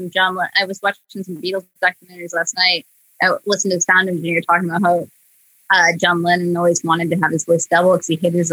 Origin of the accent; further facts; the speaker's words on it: Australia; And I am Australian, so I think it's pretty sweet.